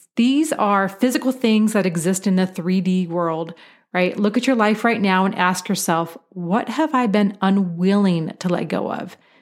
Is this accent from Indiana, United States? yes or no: no; Portland, Oregon, United States; I grew up in Portland, Oregon, which has a wonderful wine industry